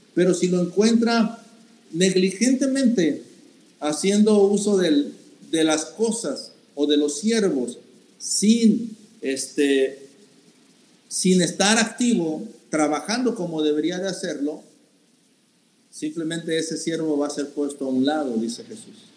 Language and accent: Spanish; Mexico; nosotros como mexicanos